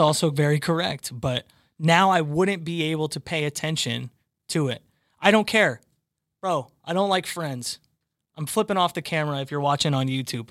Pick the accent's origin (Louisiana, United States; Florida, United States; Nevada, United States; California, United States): California, United States; now in Boston, United States; you lived in California, specifically my hometown